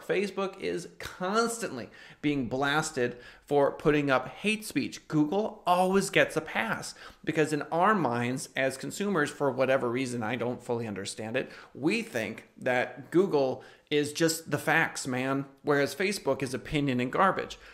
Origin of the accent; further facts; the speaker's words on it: United States; I'm an American